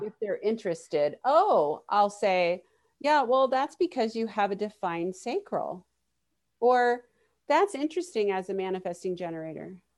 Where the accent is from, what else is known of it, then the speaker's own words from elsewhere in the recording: Miami, Florida, United States; moved away; I grew up in Miami